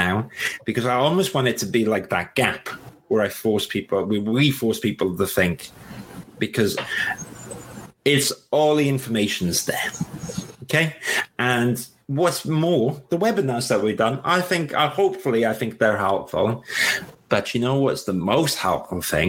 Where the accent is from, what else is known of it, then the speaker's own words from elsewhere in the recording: Wales, United Kingdom; accent: Welsh; I've got my Welsh accent